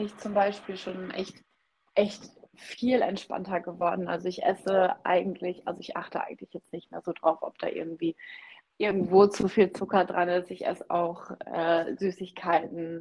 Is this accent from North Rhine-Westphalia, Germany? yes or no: no; Oldenburger Münsterland, Lower Saxony, Germany; ich komme ja aus dem Norden und hier im Oldenburger Linn-Münsterland essen wir immer sehr, sehr gerne Grünkohl